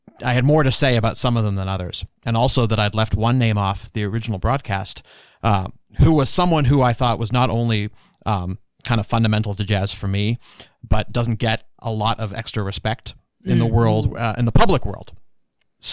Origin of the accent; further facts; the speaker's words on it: Toronto, Ontario, Canada; moved away; I've got a little bit of cold heritage growing up in Toronto